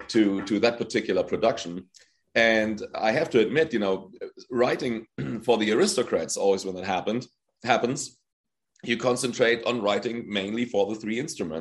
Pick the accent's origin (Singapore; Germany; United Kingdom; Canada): Germany; I was born in Germany and raised, and my mom is half Polish